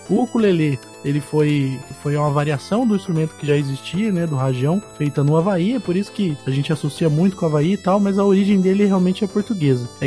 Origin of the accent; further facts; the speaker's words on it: Caçapava, São Paulo, Brazil; Eu sou nascido e criado em Caçapava, no estado de São Paulo, na região do Vale do Paraíba, que é uma cidade que ninguém conhece, mas é do ladinho de São José dos Campos, que todo mundo sabe onde é.